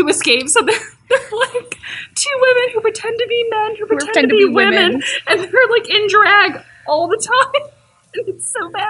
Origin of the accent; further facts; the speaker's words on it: San Diego, California, United States; now in Ohio, United States; I grew up in San Diego